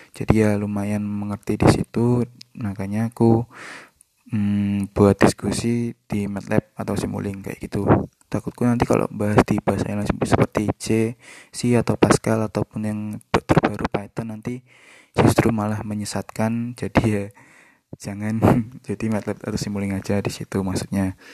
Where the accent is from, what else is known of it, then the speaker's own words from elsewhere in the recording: Kediri, East Java, Indonesia; now in Surabaya, Indonesia; Uh, eh, aku asal Kediri dan aku lulus dari S1 Teknik Elektro ITS pada tahun 2019 kemarin